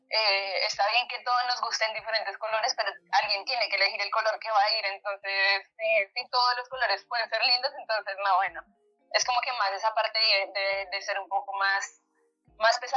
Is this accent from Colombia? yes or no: yes; Colombia; moved away as an adult; now in Argentina